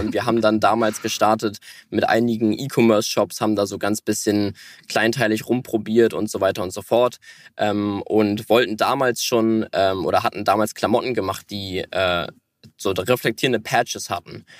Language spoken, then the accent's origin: German; Hamburg, Germany; Ja, also wir, wir kommen beide aus Hamburg und wohnen auch hier